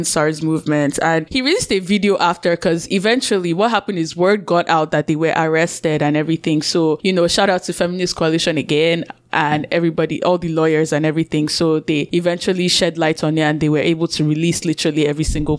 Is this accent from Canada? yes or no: no; Nigeria; accent: Nigerian; then also, I'm finding that even with my Nigerian accent, there's some things that slip into it as well, from like, you know, code switching back and forth.